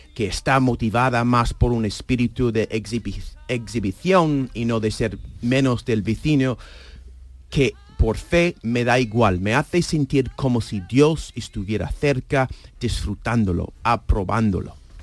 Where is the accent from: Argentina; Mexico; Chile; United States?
United States; Spanish is a second language; moved away as an adult; now in Seville, Spain; los católicos estadounidenses